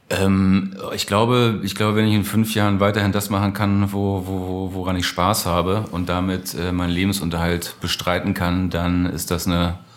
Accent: Lower Saxony, Germany; In Niedersachsen, äh, wo ich herkomme, Hannover die Ecke, ähm, im SV Eime.

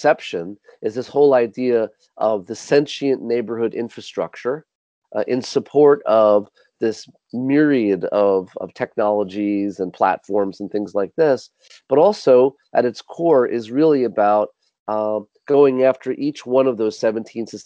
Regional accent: New York City, New York, United States; I grew up mm-hmm. in Manhattan. I grew up in New York City

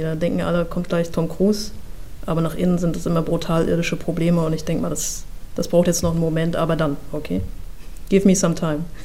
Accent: Mecklenburg-Vorpommern, Germany; Ich komme aus Mecklenburg-Vorpommern. Ja, also ich komme aus einer, einer, sehr ruhigen Gegend, nahe der Ostsee.

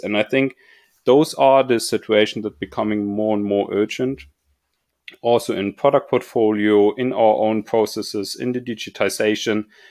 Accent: Munich, Bavaria, Germany; I was growing up in Munich and, or close by Munich at least

